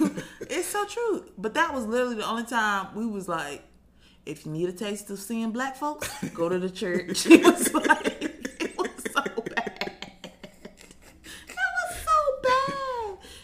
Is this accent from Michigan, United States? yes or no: no; Huntsville, Alabama, United States; I was born and raised in Huntsville. I went to college in Huntsville.